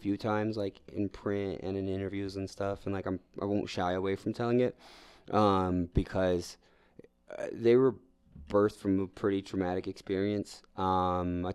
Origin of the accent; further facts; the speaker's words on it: New York, United States; now in Denver, United States; I'm a New Yorker